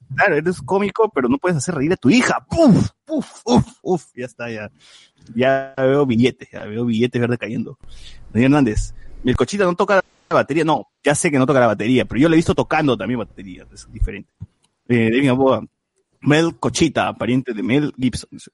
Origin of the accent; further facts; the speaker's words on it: Peru; a mí me conmovió como, peruano